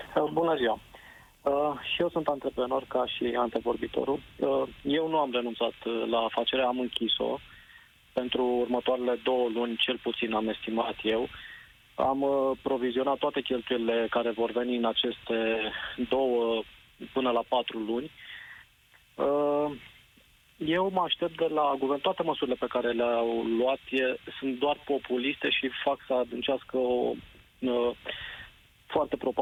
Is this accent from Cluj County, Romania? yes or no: no; Brașov, Brașov County, Romania; eu sunt din Brașov